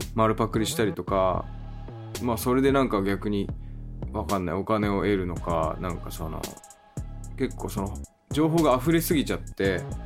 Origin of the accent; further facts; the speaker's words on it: Kanagawa, Japan; もともと自分地元が湘南ですごいスケートとかサーフィンとかすごい盛んなエリアだった